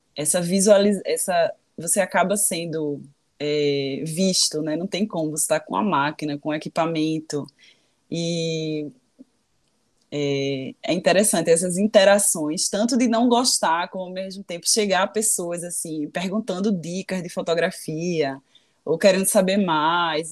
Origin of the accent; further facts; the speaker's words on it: Brazil; moved away; also born or lived in London; eu sou brasileira